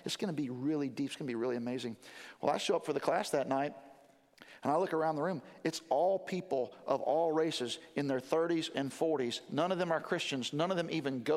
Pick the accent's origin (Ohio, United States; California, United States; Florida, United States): Florida, United States; Jacksonville; moved away as an adult; also born or lived in Louisville, Kentucky; now in West Palm Beach, United States; When I was growing up, I grew up in Jacksonville, Florida.